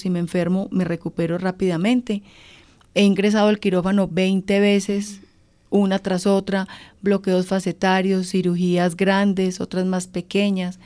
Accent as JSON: {"language": "Spanish", "region": "Antioquia", "country": "Colombia", "said": "yo soy antioqueña"}